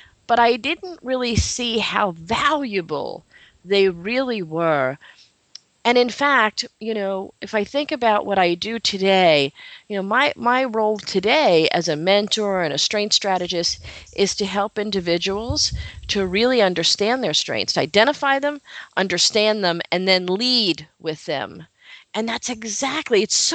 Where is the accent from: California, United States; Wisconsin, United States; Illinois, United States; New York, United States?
New York, United States; New York City; now in Long Island, United States; I am a New York girl, New York City girl, born and raised in the Bronx, New York